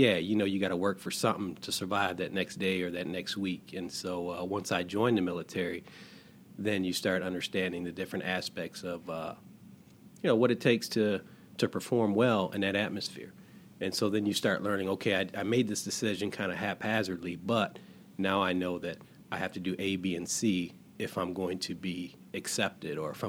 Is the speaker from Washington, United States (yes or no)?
no; Detroit, Michigan, United States; growing up in Detroit